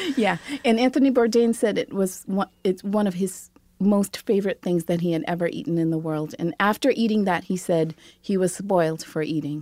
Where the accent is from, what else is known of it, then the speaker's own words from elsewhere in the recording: Seremban, Negeri Sembilan, Malaysia; now in Brooklyn, United States; Saramba, my, my hometown, is this small, sleepy town, and yet it's so vibrant with food culture. I just, I grew up there.